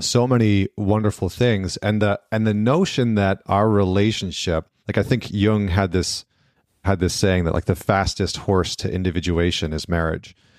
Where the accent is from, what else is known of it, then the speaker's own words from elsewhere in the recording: Northern Alberta, Canada; I grew up in Northern Alberta and Canada